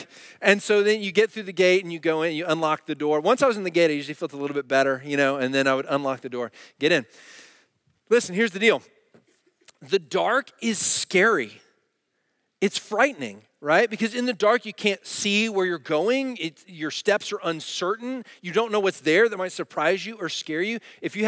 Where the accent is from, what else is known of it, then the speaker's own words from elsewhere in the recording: Dallas, Texas, United States; And where I grew up in Dallas, we had alleys.